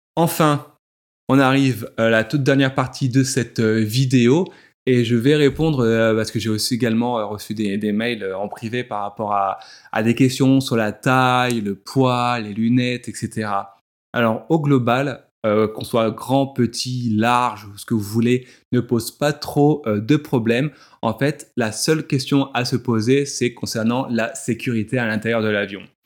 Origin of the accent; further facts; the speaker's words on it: France; chez nous en France